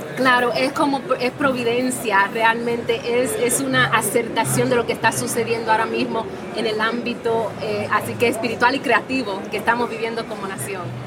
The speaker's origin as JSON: {"language": "Spanish", "country": "Dominican Republic", "said": "el talento que está saliendo de mi tierra"}